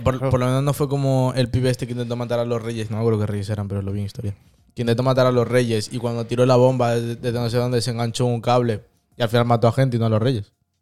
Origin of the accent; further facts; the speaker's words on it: Madrid, Community of Madrid, Spain; moved away; yo cuando era pequeño vivía en Madrid